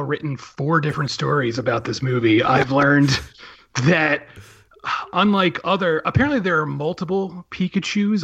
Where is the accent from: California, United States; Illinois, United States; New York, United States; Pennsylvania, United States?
Pennsylvania, United States; Philadelphia; born or raised there